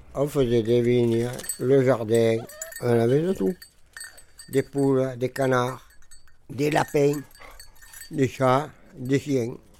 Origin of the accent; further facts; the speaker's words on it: Montpellier, Occitania, France; Je suis né à Montpellier le 11 10 44 et je suis venu habiter ici.